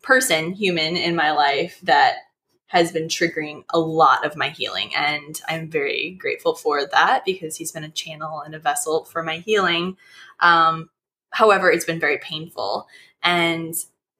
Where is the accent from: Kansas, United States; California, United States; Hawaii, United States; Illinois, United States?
Illinois, United States; moved away; I'm from Illinois